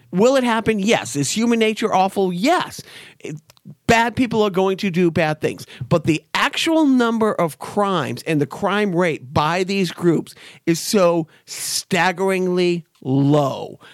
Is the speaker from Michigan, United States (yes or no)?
no; Boston, Massachusetts, United States; I grew up in Boston in the, in the, you know, the, the early mid eighties